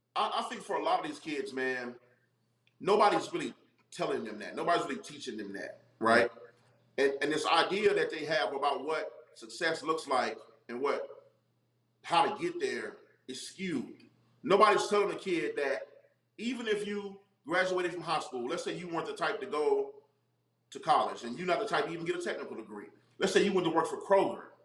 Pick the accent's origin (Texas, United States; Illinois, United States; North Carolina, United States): North Carolina, United States; Charlotte; also born or lived in Brooklyn, New York; grew up in North Carolina, um, and I grew up in Charlotte